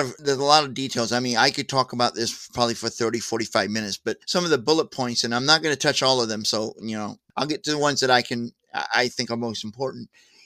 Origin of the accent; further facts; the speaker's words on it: St. Louis, Missouri, United States; moved away; also born or lived in California / Joplin, Missouri; I moved here to Missouri, my home state. I'm from Missouri, originally St. Louis